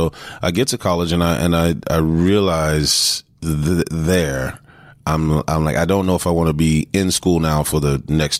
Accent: San Antonio, Texas, United States; also born or lived in Houston, Texas; I grew up in San Antonio, Texas. I was born in Houston.

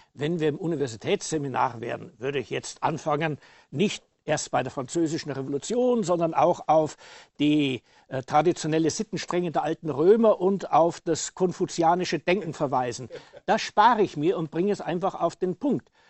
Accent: Passau, Bavaria, Germany; moved away; also born or lived in Saxony; ich als gebürtige Bayer

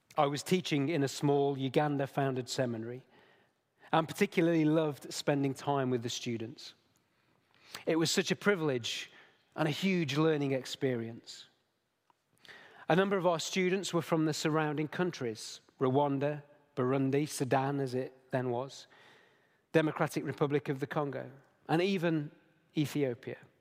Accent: Derbyshire, East Midlands, United Kingdom; now in Nottingham, United Kingdom; I was born in Derbyshire. I've only ever moved thirty miles in my entire life.

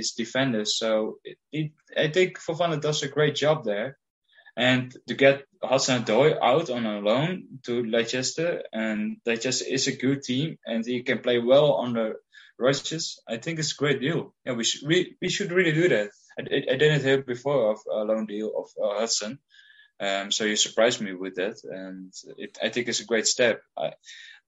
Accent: Heerenveen, Friesland, Netherlands; I'm from Heerenveen in the Netherlands.

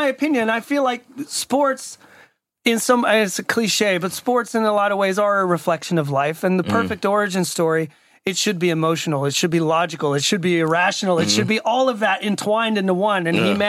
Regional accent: Atlanta, Georgia, United States; moved away; your buddy and I are both from Atlanta.

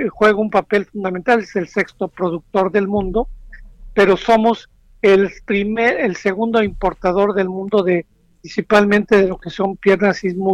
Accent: Veracruz, Mexico; Yo soy de Veracruz y estoy acostumbrado mucho a las gorditas, las picaditas, pero no a la fruta.

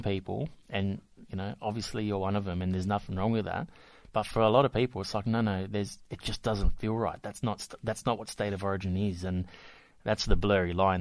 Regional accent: Australia; I'm I'm Italian in culture. I'm Australian

